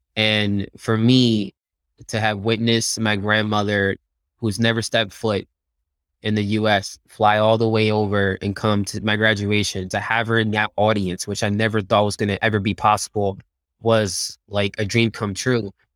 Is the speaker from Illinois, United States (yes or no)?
no; Philadelphia, Pennsylvania, United States; moved away as an adult; also born or lived in Dominican Republic / Silicon Valley; I grew up in Philadelphia